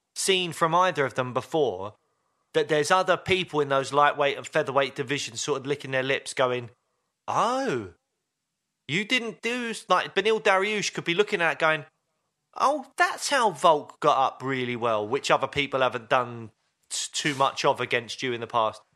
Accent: United Kingdom; as a British M M A fan

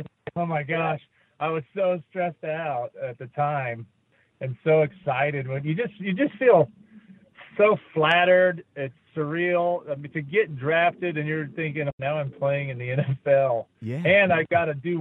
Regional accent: Fruitland, United States; moved away as an adult; also born or lived in Utah; my hometown of Fruitland

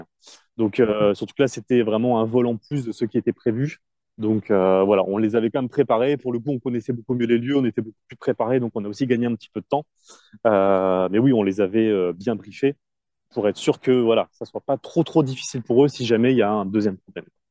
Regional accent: France; moved away; on est français, on parle pas très bien anglais

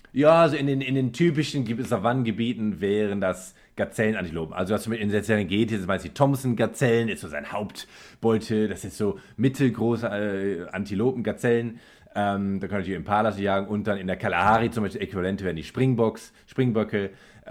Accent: Germany; bei uns in Deutschland

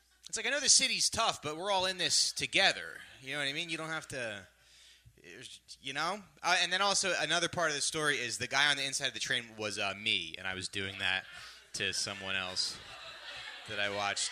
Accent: New Jersey, United States; I'm from Jersey originally. And, yeah, but Jersey was funny because growing up there

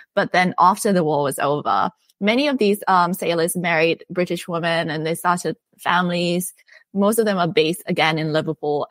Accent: Bangkok, Thailand; I'm from Bangkok, Thailand. So I grew up in Bangkok

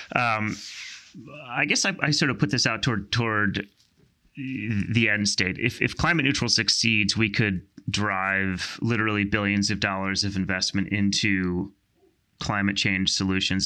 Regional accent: outside Philadelphia, Pennsylvania, United States; I grew up in, um, the great state of, great Commonwealth of Pennsylvania, um, outside, outside, uh, Philadelphia

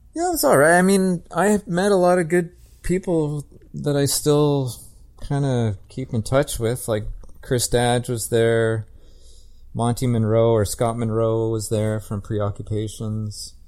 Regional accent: Calgary, Alberta, Canada; I'm from, I grew up in Calgary

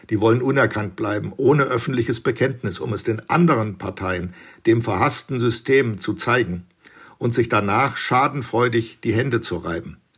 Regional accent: Bavaria, Germany; Ist was für Rheinländer, ich komme aus Bayern.

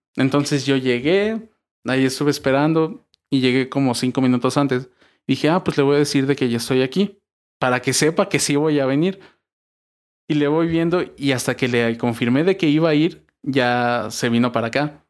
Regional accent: Mexico

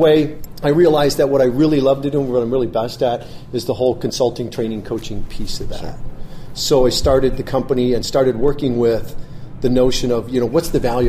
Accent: Michigan, United States; I grew up in Michigan, middle-class family.

